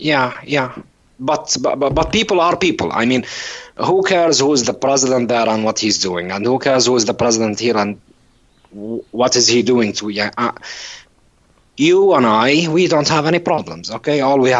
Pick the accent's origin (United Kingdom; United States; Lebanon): Lebanon; English is a second language; also born or lived in Saudi Arabia; Actually, I was born in Saudi Arabia, but I came here later on in my late teens. This is when I came here, but this is my motherland, Lebanon.